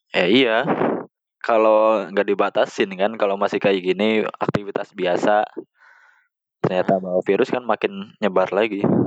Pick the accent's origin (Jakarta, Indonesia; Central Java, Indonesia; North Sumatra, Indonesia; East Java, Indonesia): Central Java, Indonesia; Wonosobo; now in Karawang, Indonesia; Di kampung saya eh. gitu, di apa? Di kabupaten saya Wonosobo